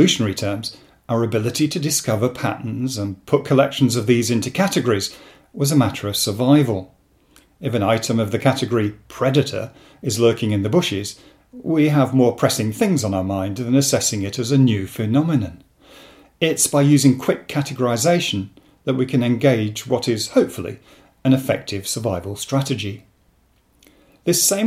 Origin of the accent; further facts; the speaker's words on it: Rochdale, North West England, United Kingdom; moved away; I come originally from Rochdale in Lancashire